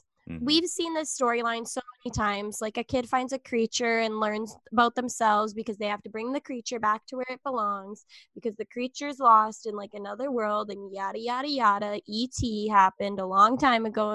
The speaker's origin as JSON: {"language": "English", "region": "Minnesota", "country": "United States", "said": "I'm from Minnesota, so it's always cold here"}